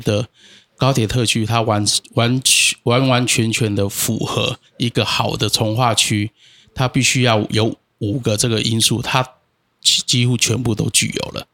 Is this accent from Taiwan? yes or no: yes; Tainan, Taiwan; 我也是一个老台南人啊对。从，从我阿公、我爸爸，我们就是老东区，我们从啊。小就是住在那个东门路林森那